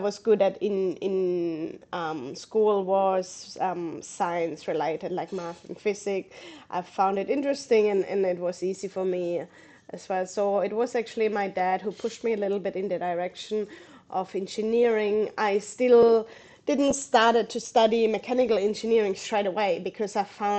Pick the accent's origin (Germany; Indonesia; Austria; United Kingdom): Germany; Southern Germany; English is a second language; moved away as an adult; now in Australia; As you can probably hear my accent, I'm originally from Germany. I grew up in south of Germany.